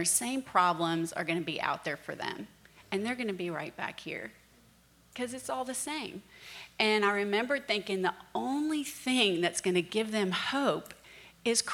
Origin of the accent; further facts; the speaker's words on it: Virginia Beach, Virginia, United States; I grew up in Virginia Beach, Virginia